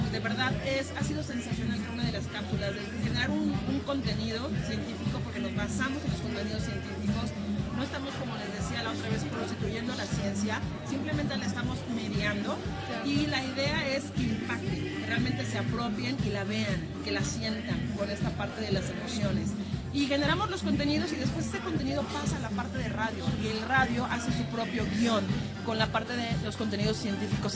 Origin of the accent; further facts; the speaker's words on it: Tlaxcala, Mexico; now in Mexico City, Mexico; yo soy originaria de Tlaxcala